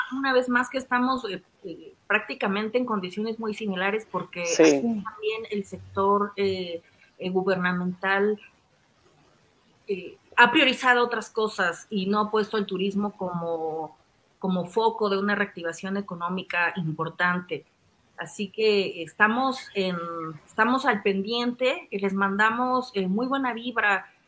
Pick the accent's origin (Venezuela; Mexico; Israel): Mexico; nosotros como mexicanos viajamos mucho